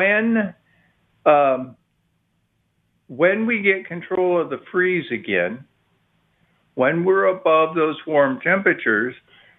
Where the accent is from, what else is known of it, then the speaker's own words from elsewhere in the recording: Midwest, United States; now in Austin, United States; when I was a kid, I grew up in the Midwest